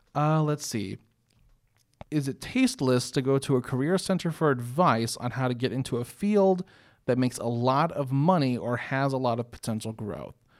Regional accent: North Carolina, United States; also born or lived in Illinois; growing up in, in North Carolina since oh four is when we moved down here from Illinois.

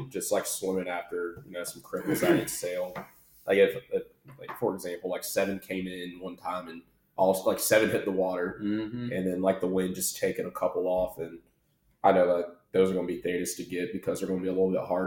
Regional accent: North Carolina, United States; growing up in North Carolina

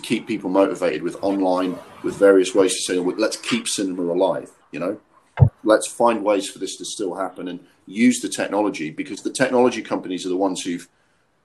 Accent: Durham, North East England, United Kingdom; moved away; also born or lived in Walthamstow, London; when I was growing up in Durham for 2 or 3 years

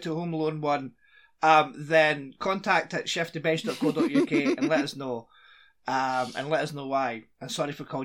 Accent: Scotland, United Kingdom; me being a Scot

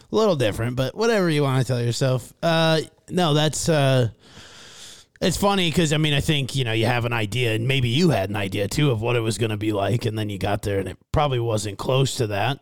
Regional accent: Fairmont, Minnesota, United States; my hometown of Fairmont, Minnesota.

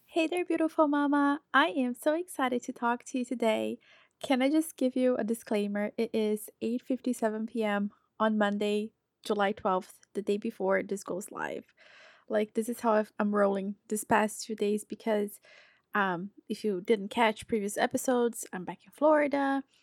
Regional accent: Brazil; now in United States; I'm from Brazil.

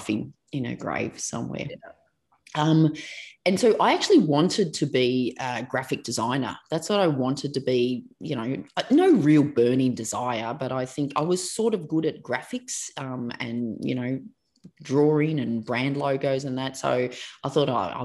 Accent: Melbourne, Victoria, Australia; I grew up in Melbourne, Australia, and still live and work in Melbourne, Australia.

